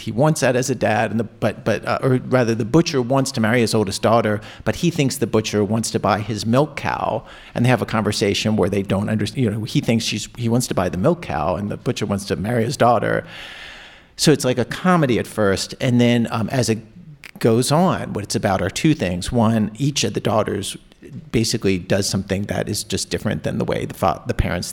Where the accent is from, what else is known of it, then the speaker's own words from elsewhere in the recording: Baltimore County, Maryland, United States; growing up in Baltimore County